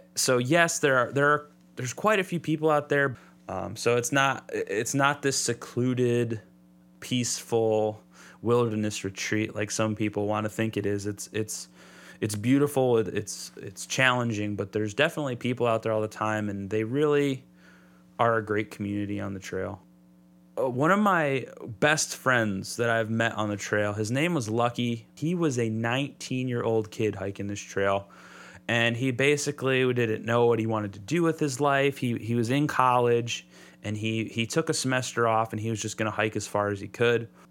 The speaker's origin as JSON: {"language": "English", "region": "Southeast Michigan", "country": "United States", "tie": "born or raised there", "said": "I grew up in Southeast Michigan. Lots of parks and stuff down here."}